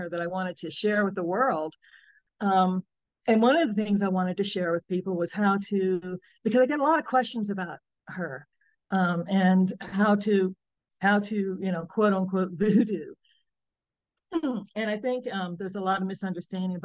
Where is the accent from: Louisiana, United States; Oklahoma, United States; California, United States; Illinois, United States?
Louisiana, United States; New Orleans; now in Arizona, United States; I'm from New Orleans, Louisiana. I currently live in Arizona